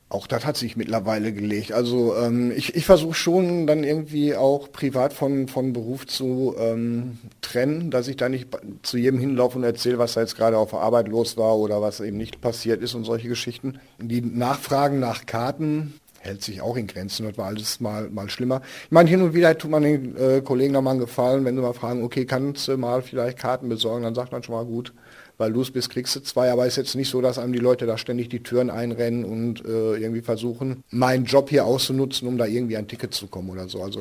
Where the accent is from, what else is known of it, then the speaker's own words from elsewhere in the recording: Bochum, North Rhine-Westphalia, Germany; born there; Ich hause in Grumme. Äh, ich bin gebürtiger Bochumer und von daher ähm, gibt Millionen Gründe zu sagen, dass Bochum toll ist.